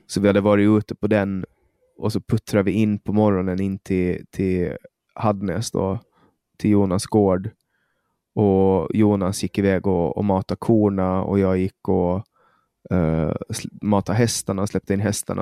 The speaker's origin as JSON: {"language": "Swedish", "country": "Åland Islands", "also_born_or_lived": "Stockholm, Sweden", "moved": "as an adult", "said": "jag flyttade bort från Åland"}